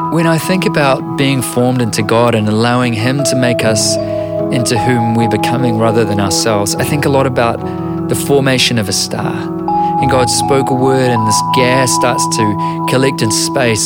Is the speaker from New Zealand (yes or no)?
yes; New Zealand